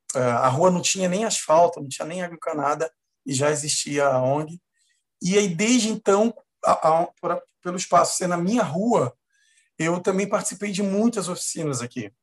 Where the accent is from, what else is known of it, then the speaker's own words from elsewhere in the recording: Mesquita, Rio de Janeiro, Brazil; eu sou nascido e criado na Baixada Fluminense, exatamente em Mesquita, aqui no Rio de Janeiro